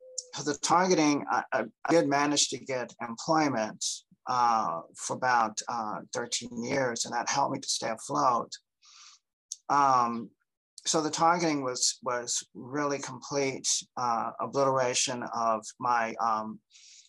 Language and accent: English; Cincinnati, Ohio, United States; also born or lived in Delaware, Ohio; I'm originally from Cincinnati, Ohio